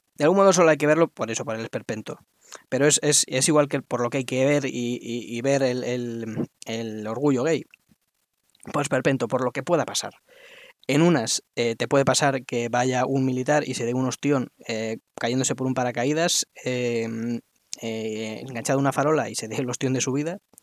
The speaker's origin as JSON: {"language": "Spanish", "country": "Spain", "said": "como español de pro"}